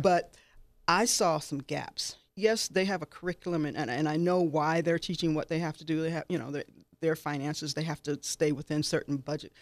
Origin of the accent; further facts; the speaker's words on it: Detroit, Midwest, United States; now in Southern Nevada, United States; I'm from the Midwest